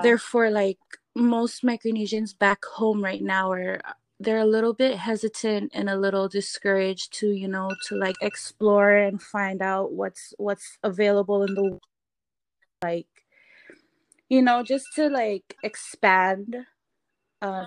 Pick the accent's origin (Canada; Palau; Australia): Palau; moved away as an adult; also born or lived in Pohnpei; now in San Francisco, United States; I grew up in Palau